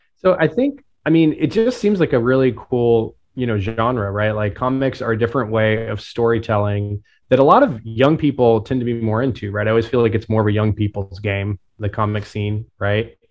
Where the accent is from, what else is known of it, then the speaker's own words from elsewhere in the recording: Tulsa, Oklahoma, United States; I'm from Tulsa and grew up very close to where the race massacre happened